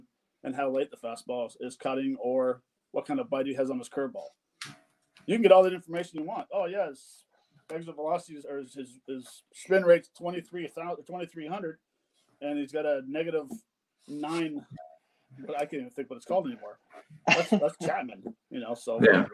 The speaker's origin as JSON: {"language": "English", "country": "Canada", "said": "I'm Canadian"}